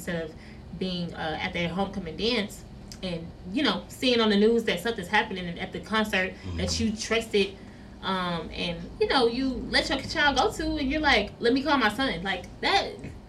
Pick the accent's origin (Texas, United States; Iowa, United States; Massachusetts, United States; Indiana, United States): Texas, United States; Houston; I grew up on Astroworld. We went there for church events. We went there on field trips.